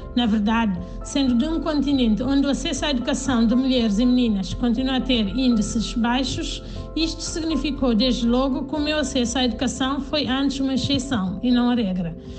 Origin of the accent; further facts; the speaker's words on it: Canchungo, Cacheu, Guinea-Bissau; nasci em Canchungo, na Guiné-Bissau